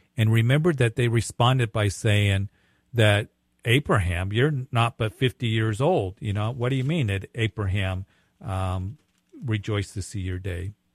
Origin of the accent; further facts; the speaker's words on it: Widefield, Colorado, United States; now in Greeley, United States; I grew up down there in Whitefield and, uh, graduated at Whitefield and used to work at Fort Carson